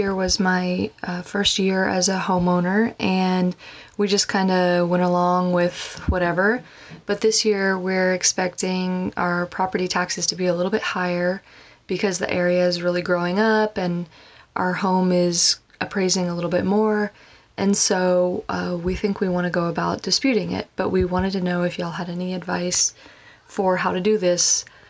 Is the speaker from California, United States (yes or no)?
no; Bedford, Texas, United States; I'm from Bedford, Texas